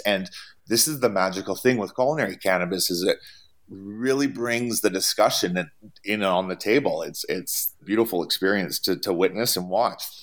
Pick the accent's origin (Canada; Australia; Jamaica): Canada; moved away as an adult; now in United States; I come from Canada